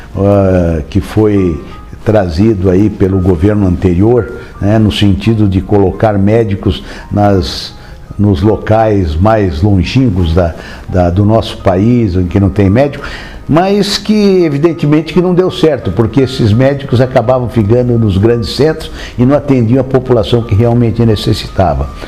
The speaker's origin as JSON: {"language": "Portuguese", "town": "Marília", "region": "São Paulo", "country": "Brazil", "tie": "born or raised there", "said": "sou de Marília, né, no interior de São Paulo, né, nascido em Marília"}